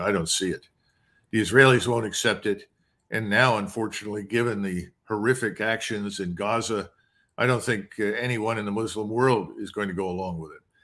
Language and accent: English; United States; I'm an American